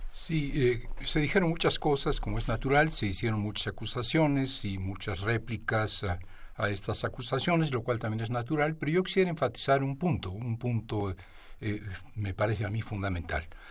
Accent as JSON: {"language": "Spanish", "region": "Mexico City", "country": "Mexico", "said": "como chilango, como ciudadano y, como habitante de esta ciudad"}